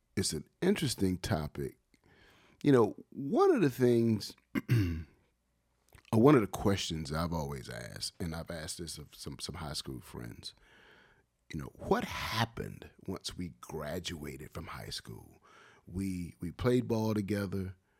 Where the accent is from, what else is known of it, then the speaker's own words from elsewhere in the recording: Wilmington, North Carolina, United States; moved away as an adult; also born or lived in Los Angeles / Durham / Columbus, Ohio; growing up in Wilmington and playing basketball at Dade Street Center